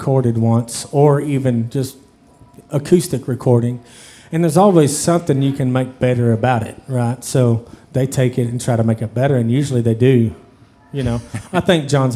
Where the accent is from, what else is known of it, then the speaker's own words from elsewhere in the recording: Crowley, Texas, United States; also born or lived in Saginaw, Texas; I grew up in Crowley, so yeah. All my family was in Crowley, so I moved back there